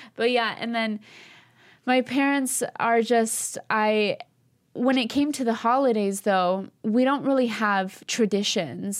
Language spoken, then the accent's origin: English; East Coast, United States; we're Albanian. We're from the East Coast